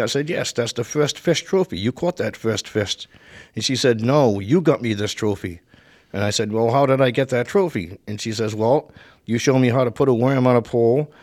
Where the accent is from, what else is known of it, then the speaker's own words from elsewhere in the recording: Providence / Warwick, Rhode Island, United States; also born or lived in Providence, Rhode Island; now in Coventry, United States; I was born in Providence, Rhode Island. Uh, I moved to Warwick when I was eleven years old.